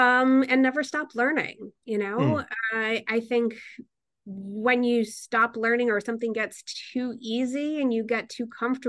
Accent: Newtown, Connecticut, United States; I was born in Newtown. Oh, I was born in Bridgeport, Connecticut, but I grew up in Newtown, Connecticut.

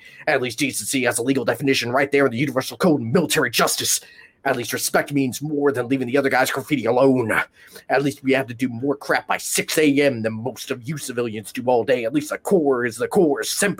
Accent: Orlando, Florida, United States; also born or lived in Los Angeles; Maybe something to do with growing up in Orlando, Florida, and Los Angeles.

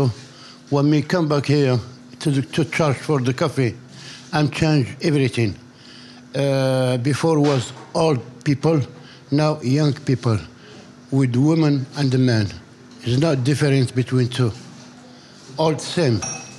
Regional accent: Tangier, Tanger-Tetouan-Al Hoceima, Morocco; born or raised there

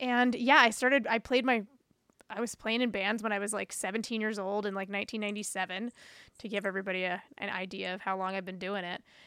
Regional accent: New Bern, North Carolina, United States; moved away as an adult; now in Chicago, United States; my hometown in Newbern, North Carolina.

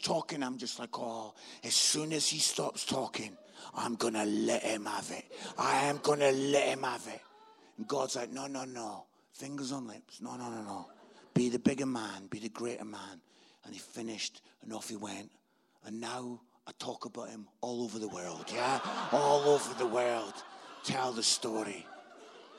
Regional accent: Scotland, United Kingdom; This Scottish guy

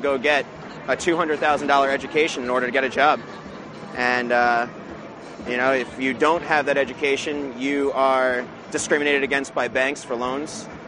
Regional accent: Vermont, United States; I'm from Vermont.

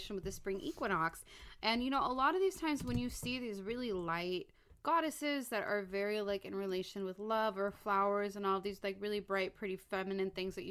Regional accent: Los Angeles, California, United States; born and raised in Los Angeles

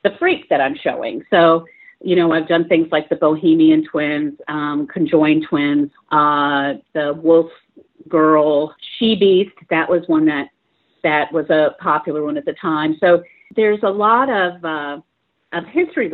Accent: St. Petersburg, Florida, United States; I'm from St. Petersburg, Florida.

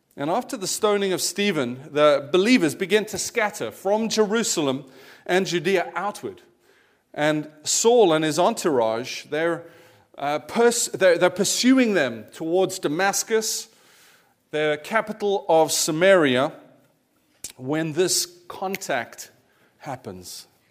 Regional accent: South Africa; moved away; I'd grown up as a kiddy in the eighties, uh, in South Africa, as my accent might give away

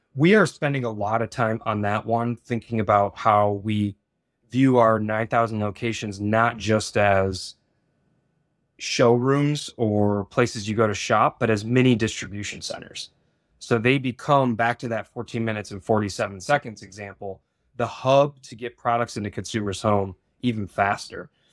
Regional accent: Michigan, United States; I was born and raised in Michigan as well

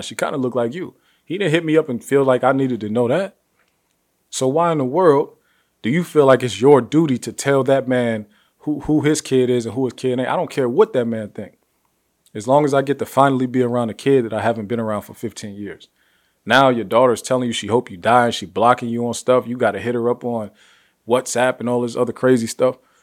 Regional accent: Ohio, United States; Ohio, my home state

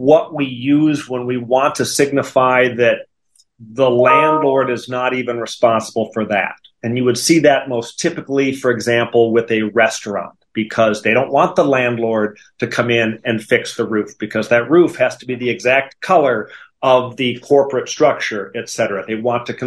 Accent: Wisconsin, United States; accent: Wisconsin; moved away as an adult; also born or lived in Notre Dame, Indiana; now in Dallas, United States; I grew up in Wisconsin, and you can still hear that in my voice, the Wisconsin.

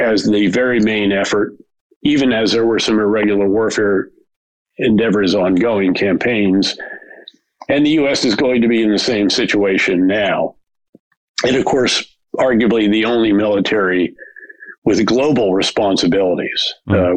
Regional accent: seven miles north of West Point, New York, United States; seven miles north of West Point. In fact, literally the next village around uh, the mountain, there's a very large mountain that separates West Point from my hometown.

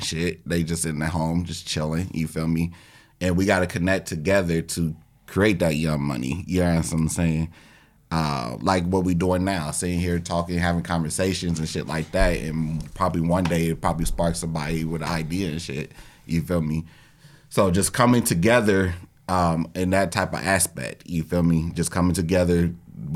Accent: Gary, Indiana, United States; now in Indianapolis, United States; I'm originally from Gary, Indiana, but this is my home

